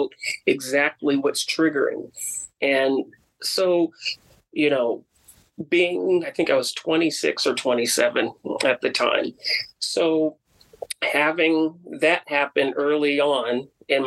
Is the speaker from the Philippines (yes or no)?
no; Bay Area, California, United States; moved away; growing up in the Bay Area, on the peninsula where the air is a lot cleaner